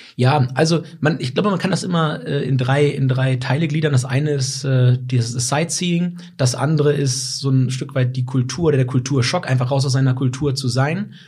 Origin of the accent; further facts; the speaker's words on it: Weserbergland, Lower Saxony, Germany; moved away; komme ich äh, ganz ursprünglich aus dem Weserbergland, von einem äh, ehemals kleinen Bauernhof und bin halt viel mit Tieren aufgewachsen in der Natur